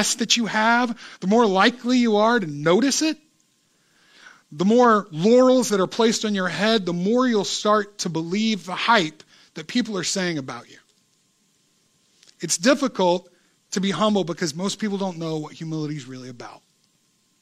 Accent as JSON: {"language": "English", "country": "United States", "tie": "born or raised there", "said": "I grew up in America"}